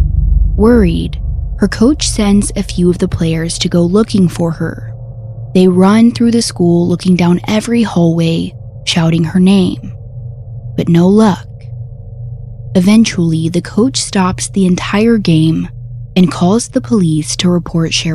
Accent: Conroe, Texas, United States; my hometown of Conroe, Texas

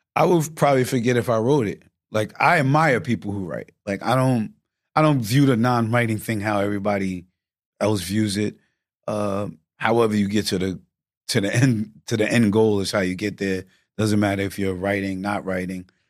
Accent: Yonkers, New York, United States; I'm from New York

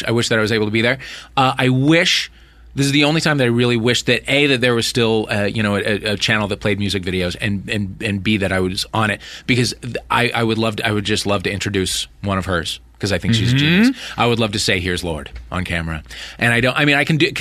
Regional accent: Midwest, United States; moved away; I grew up in the Midwest

